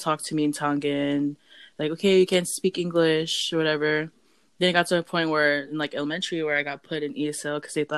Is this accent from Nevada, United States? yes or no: no; Euless, Texas, United States; I grew up in Euless, Texas